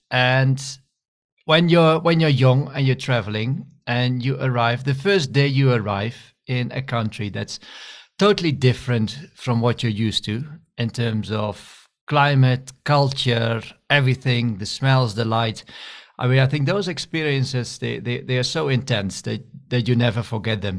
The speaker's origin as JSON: {"language": "English", "country": "Netherlands", "also_born_or_lived": "Scotland / India / Nigeria / Wageningen", "moved": "as an adult", "said": "I'm originally from the Netherlands, and I studied also in the Netherlands, in Wageningen."}